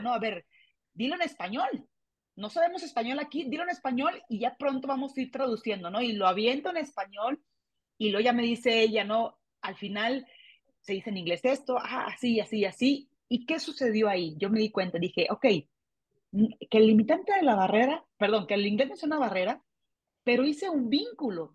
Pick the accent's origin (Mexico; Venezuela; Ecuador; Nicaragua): Mexico; aquí en mi país